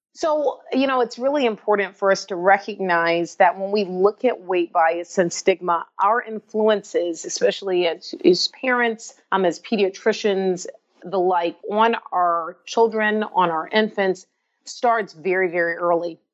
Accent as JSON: {"language": "English", "town": "Atlanta", "region": "Georgia", "country": "United States", "tie": "born or raised there", "said": "since I was a young child growing up in Atlanta, Georgia"}